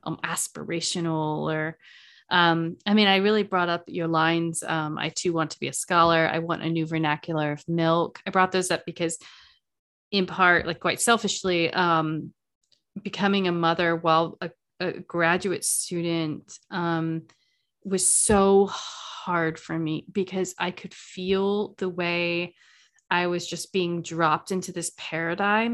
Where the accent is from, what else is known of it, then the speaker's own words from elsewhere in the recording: the South, United States; I'm from the South.